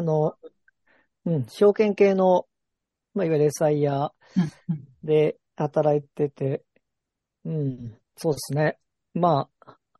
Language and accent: Japanese; Ibaraki, Japan; moved away as an adult; also born or lived in Yokohama; 茨城出身